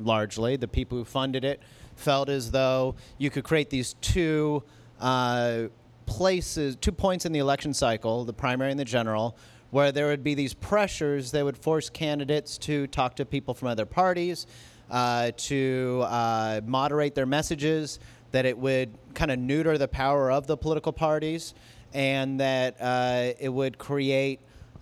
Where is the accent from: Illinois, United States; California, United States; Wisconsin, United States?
California, United States; Glendale; a place like where I grew up in Glendale